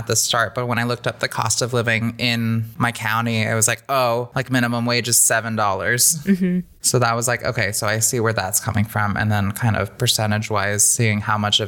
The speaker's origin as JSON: {"language": "English", "region": "California", "country": "United States", "tie": "born or raised there", "moved": "yes", "said": "growing up in California, you are exposed to a lot more people, cultures"}